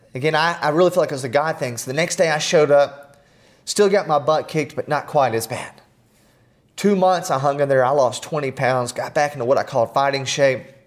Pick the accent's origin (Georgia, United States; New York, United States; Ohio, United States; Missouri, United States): Georgia, United States; Atlanta; growing up in Atlanta